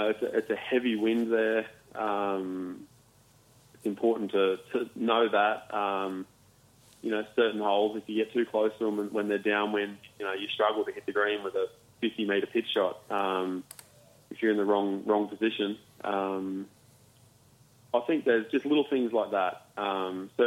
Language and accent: English; Warrnambool, Victoria, Australia; also born or lived in Melbourne; I grew up in Warrnambool, but played a lot of my golf, most of my golf in Melbourne.